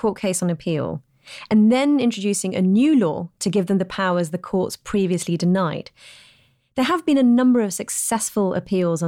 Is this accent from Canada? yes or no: no; United Kingdom; I'm talking to you as a Pakistani Brit.